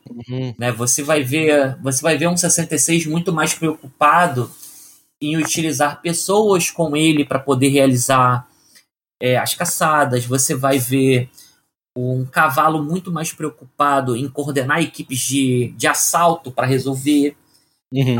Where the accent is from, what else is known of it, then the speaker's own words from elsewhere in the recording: Rio de Janeiro, Brazil; now in São Paulo, Brazil; eu sou do Rio de Janeiro e moro em São Paulo.